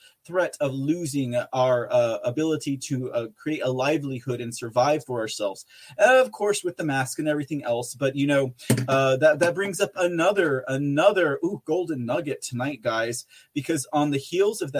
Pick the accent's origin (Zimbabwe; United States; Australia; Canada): United States; San Antonio, Texas; my own hometown of San Antonio, Texas